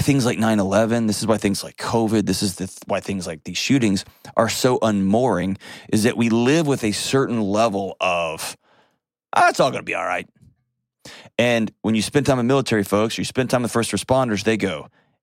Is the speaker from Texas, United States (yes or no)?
yes; Texas, United States; I'm also a Texan